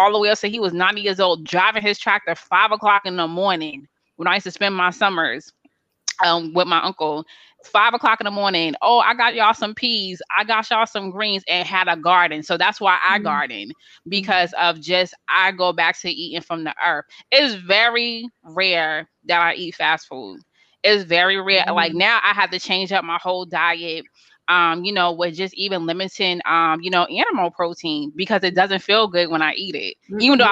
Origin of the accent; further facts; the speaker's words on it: Boston, Massachusetts, United States; moved away as an adult; now in Alabama, United States; I'm a brown girl from Boston, I'm a Bostonian by you know, by birth